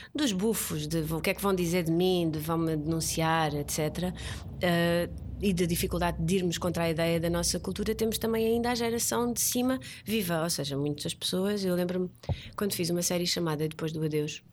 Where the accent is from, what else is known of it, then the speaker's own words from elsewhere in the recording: Portugal; also born or lived in Brazil; nós portugueses, ou seja, falo como portuguesa